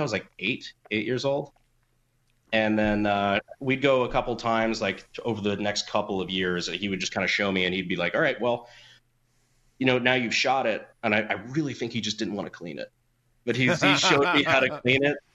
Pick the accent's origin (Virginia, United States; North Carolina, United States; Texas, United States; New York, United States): North Carolina, United States; Fayetteville; I grew up in Fayetteville, North Carolina, kind of on Fort Bragg